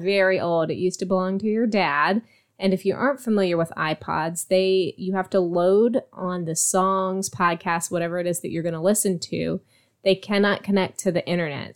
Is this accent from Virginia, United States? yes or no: yes; Virginia, United States; now in Texas, United States; where I grew up in Virginia, we had something called Buckeyes.